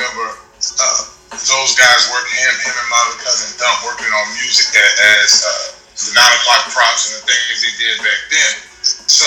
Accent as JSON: {"language": "English", "town": "New Orleans", "region": "Louisiana", "country": "United States", "tie": "born or raised there", "said": "Being a native of the area"}